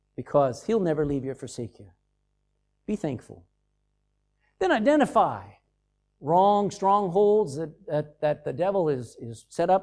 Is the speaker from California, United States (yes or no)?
no; Texas, United States; I'm from Texas, and I've been around those oil wells